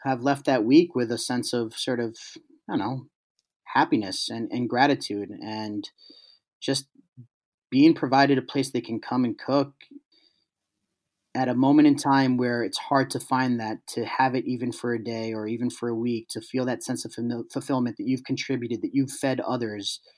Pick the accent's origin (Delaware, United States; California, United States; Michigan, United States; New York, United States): New York, United States; New York City; I grew up in East Harlem in the late 80s, early 90s